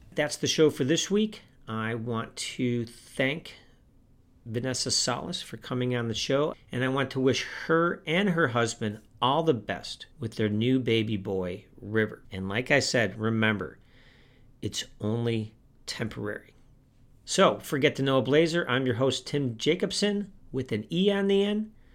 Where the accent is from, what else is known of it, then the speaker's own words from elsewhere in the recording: outside of Chicago, Illinois, United States; moved away as an adult; also born or lived in Yuma, Arizona; I grew up in the Midwest. I grew up outside of Chicago